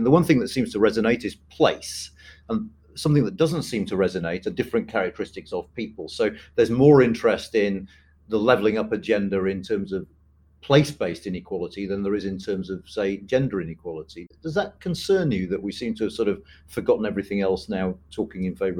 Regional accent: Kerala, India; I'll do a little shout out for my home state of Kerala now, which is a matriarchal society where women sort of seem to run everything.

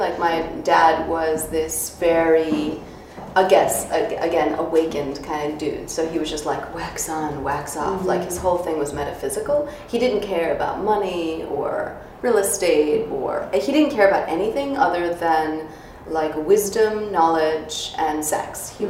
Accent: New York City, New York, United States; Jackson Heights, Queens. {S0} Oh, okay. {S1} Yeah, Queens. We immigrated from Russia a month before I was born, and so we had no money.

